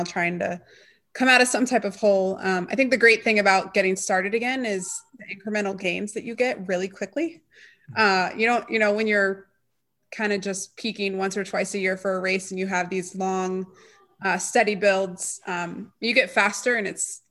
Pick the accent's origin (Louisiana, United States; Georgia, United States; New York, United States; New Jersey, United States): Georgia, United States; Atlanta; I grew up in Indian Hills Country Club.